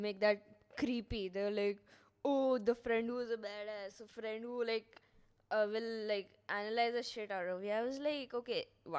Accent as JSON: {"language": "English", "region": "Andhra Pradesh", "country": "India", "also_born_or_lived": "Hyderabad", "moved": "yes", "said": "I was like, I'm from Andhra Pradesh."}